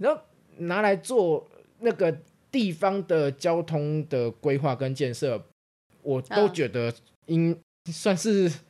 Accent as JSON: {"language": "Chinese", "region": "Yilan County", "country": "Taiwan", "said": "在我们宜兰人大概都知道是说哈，"}